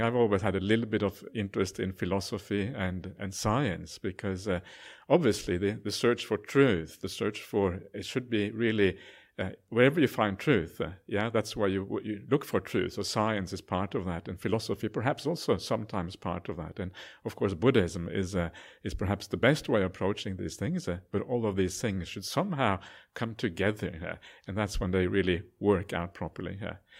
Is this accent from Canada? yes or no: no; Norway; now in Australia; I'm actually an Aussie citizen now as well, so I'm kind of a, I call myself a Aus-, Auswegian, half Aussie, half Norwegian